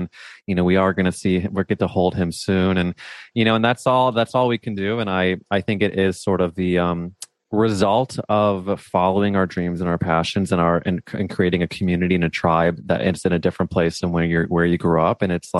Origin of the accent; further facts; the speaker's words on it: Missouri, United States; moved away; as a Jew growing up in Missouri